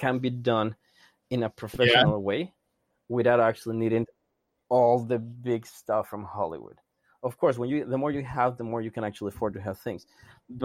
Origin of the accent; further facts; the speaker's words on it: Mexico; I'm from Mexico